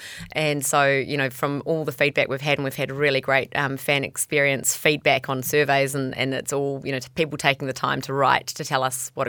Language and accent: English; Bombay Hills, Auckland, New Zealand; we grew up in the Bombay Hills.